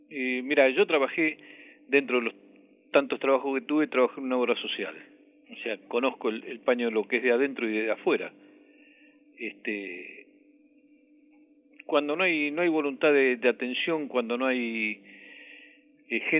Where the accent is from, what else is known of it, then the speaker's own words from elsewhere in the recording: Villa Celina, Buenos Aires Province, Argentina; De Villa Celina.